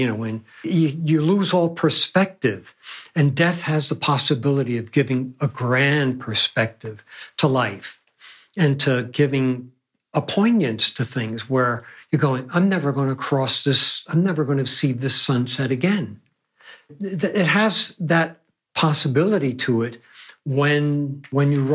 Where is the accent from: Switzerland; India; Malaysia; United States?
United States; New York City, New York; I grew up in Manhattan